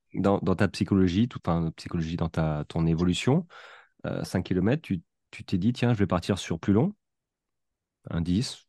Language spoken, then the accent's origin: French; France; ce que nous, Français, on dirait en, en trois phrases